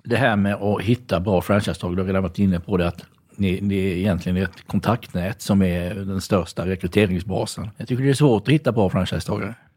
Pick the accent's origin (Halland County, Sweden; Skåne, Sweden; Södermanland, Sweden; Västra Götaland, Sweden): Halland County, Sweden; now in Gothenburg, Sweden; jag är inte född i Göteborg, jag är hallänning.